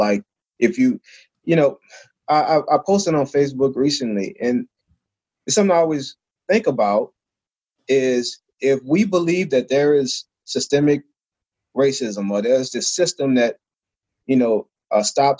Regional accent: New Orleans, Louisiana, United States; I grew up in New Orleans, Louisiana.

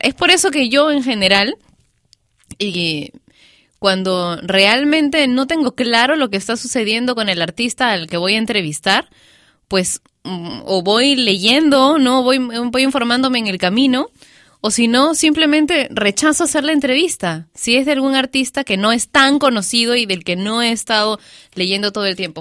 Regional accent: Peru

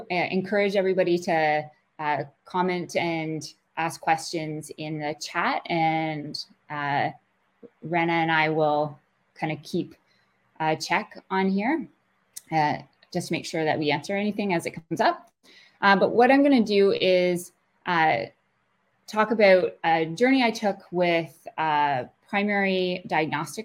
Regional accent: Kingston, Ontario, Canada; I grew up in Kingston and went to school, University at Queen's, for a math degree

